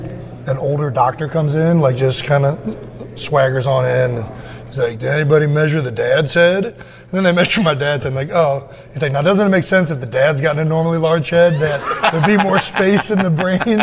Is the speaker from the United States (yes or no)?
yes; Cleveland Heights, Ohio, United States; also born or lived in Westlake, Ohio; I'm pride and joy of Cleveland Heights.